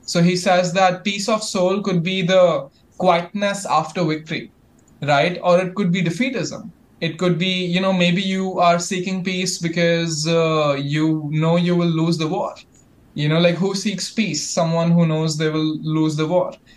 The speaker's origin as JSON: {"language": "English", "country": "India", "said": "my heritage, I'm from India."}